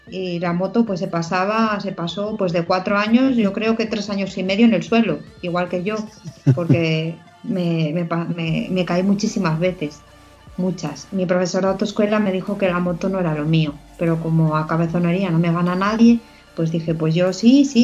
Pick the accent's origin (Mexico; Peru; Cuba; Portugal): Portugal; born there; recuerdo que cuando llegué a Portugal y a ver a mi familia, porque yo nací en Portugal